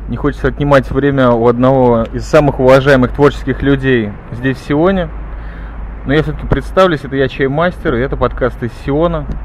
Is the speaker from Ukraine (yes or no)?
yes; Kyiv, Ukraine; now in Israel; Родился я в Киеве на Украине.